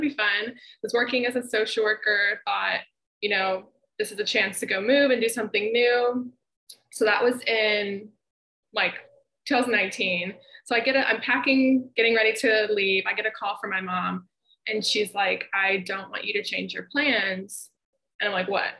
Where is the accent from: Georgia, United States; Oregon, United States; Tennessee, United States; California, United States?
Tennessee, United States; Memphis; moved away as an adult; also born or lived in Ohio; visit my hometown